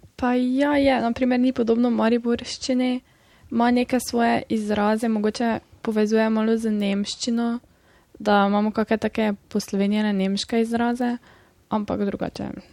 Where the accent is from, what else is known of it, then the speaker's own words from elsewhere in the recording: Gornja Radgona, Slovenia; prihajam iz Gornje Radkune